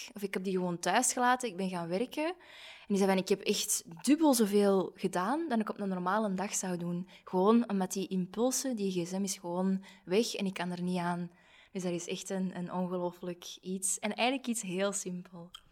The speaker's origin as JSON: {"language": "Dutch", "country": "Belgium", "said": "we zijn allemaal zo bescheiden, zeker als Belgen"}